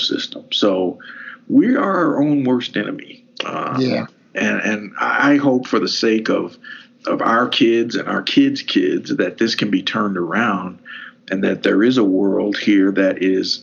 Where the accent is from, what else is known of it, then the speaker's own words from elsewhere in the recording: Hardin County, Kentucky, United States; growing up in Hardin County